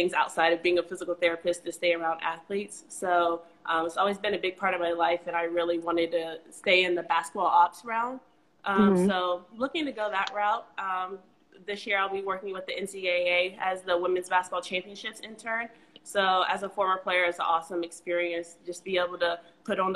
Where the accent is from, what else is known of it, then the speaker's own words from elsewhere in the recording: Reynoldsburg, Ohio, United States; also born or lived in Kentucky; I'm from Reynoldsburg, Ohio, right outside of Columbus.